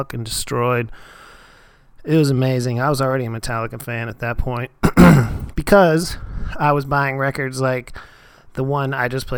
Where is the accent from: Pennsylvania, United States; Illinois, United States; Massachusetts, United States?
Pennsylvania, United States; Erie; Erie, Pennsylvania, of all places, my hometown